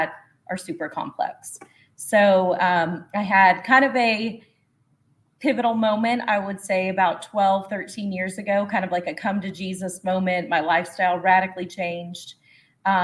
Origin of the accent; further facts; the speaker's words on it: El Paso, Texas, United States; moved away; also born or lived in Houston / Dallas / New Orleans / Las Vegas; I was born in El Paso, Texas, border baby. So kind of know that, the ins and outs. My family is on the Juarez side and the El Paso side in Mexico and the United States. So that was my upbringing